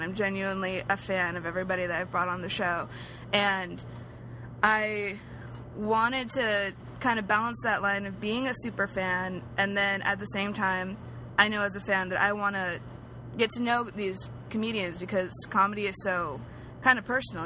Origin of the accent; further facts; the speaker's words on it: San Diego, California, United States; also born or lived in Hercules, California / Orange County, California; now in Los Angeles, United States; I grew up in San Diego mostly, and then in Northern California.